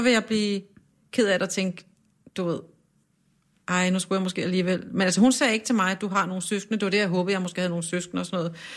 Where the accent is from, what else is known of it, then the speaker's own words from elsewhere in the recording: Kokkedal, Capital Region of Denmark, Denmark; Jeg er vokset op i sådan en udflytterkommune, øh, der hedder Kokkedal, ligger nord for København